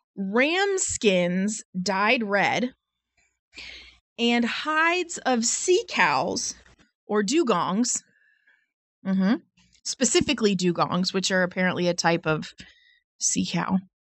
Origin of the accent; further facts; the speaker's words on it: United States; I'm American